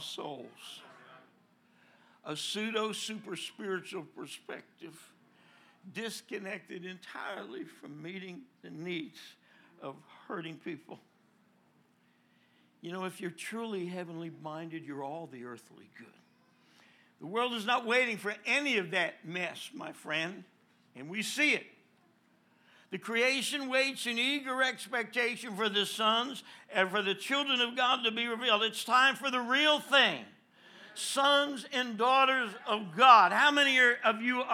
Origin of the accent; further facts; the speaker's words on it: New Jersey, United States; I'm from New Jersey